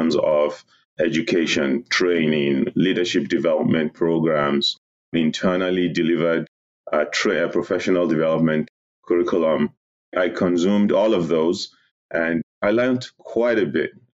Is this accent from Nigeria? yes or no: yes; Nigeria; moved away as an adult; also born or lived in New Jersey; now in United States; I'm originally from Nigeria. I was born in Nigeria. I began my professional career in Nigeria as well. I schooled there.